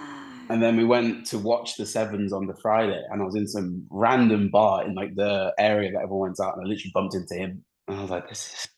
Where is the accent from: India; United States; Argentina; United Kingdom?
United Kingdom; Birmingham, West Midlands; moved away as an adult; also born or lived in Coventry / Paris; now in Treviso, Italy; technically I was born in Coventry, which is, some would say worse, but it's character building. But then I moved to Birmingham when I was five and then obviously was there for majority of my life